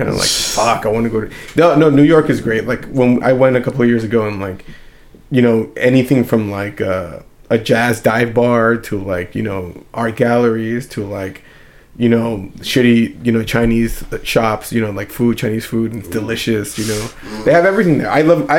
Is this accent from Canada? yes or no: no; Mexico City, Mexico; now in McAllen, United States; But I'm originally from Mexico City.